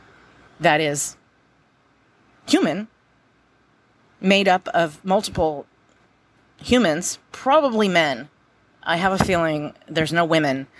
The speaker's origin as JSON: {"language": "English", "country": "United States", "said": "I'm an American"}